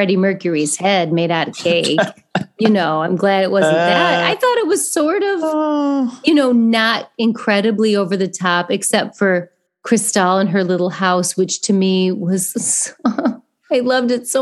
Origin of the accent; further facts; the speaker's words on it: Coldwater, Michigan, United States; accent: thick Midwestern; moved away; also born or lived in Indiana; Growing up in Coldwater, Michigan, you don't get a lot of ethnic foods